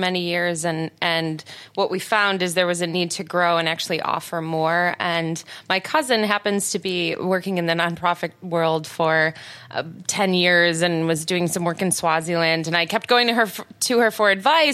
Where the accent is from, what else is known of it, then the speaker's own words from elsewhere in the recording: Detroit, Michigan, United States; moved away; also born or lived in New York / Chicago / Florida; I'm from Detroit originally, I moved around the country, New York, Chicago, and also in Florida. And then when I came back here